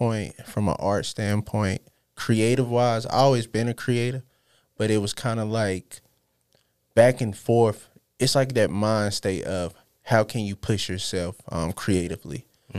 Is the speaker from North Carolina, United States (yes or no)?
yes; Charlotte, North Carolina, United States; also born or lived in Los Angeles; L.A., South Central. I claim Charlotte as well because I've been here majority. But it started from the roots of there, but just mostly coming back and forth and then Charlotte just kind of raised me